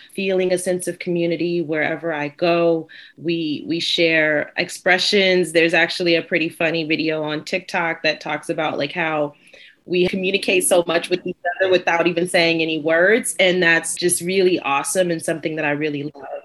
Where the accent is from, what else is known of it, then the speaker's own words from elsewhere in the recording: United States; an American born Black